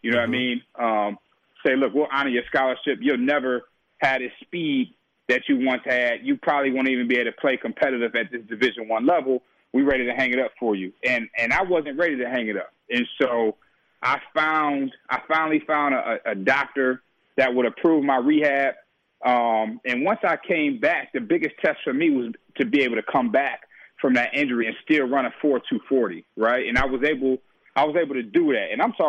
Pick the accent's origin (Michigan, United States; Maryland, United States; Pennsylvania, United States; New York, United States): Michigan, United States; Detroit; growing up in Detroit, a tough environment, tough community